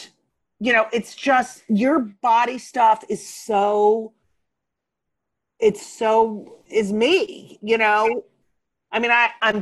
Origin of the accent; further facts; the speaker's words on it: Clark, New Jersey, United States; also born or lived in Newark, New Jersey / Elizabeth, New Jersey; I was born in Newark. We lived in Elizabeth and then we moved to Clark, New Jersey.